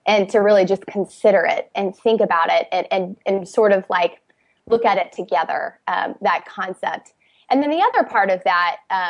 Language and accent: English; Indiana, United States; moved away as an adult; now in Washington, D.C., United States; We're from the Midwest, we're from Indiana.